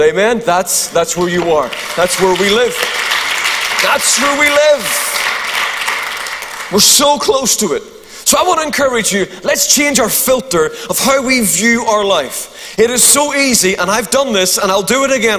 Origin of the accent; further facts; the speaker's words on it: Eglinton, Northern Ireland, United Kingdom; also born or lived in Ballynahinch, County Down; I'm from Eglinton.